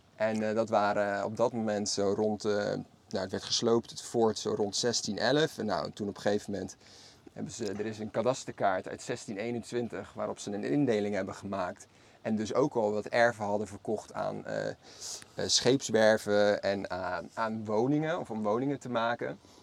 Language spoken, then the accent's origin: Dutch; Maassluis, South Holland, Netherlands; Allebei zijn wij geboren en getogen in Maassluis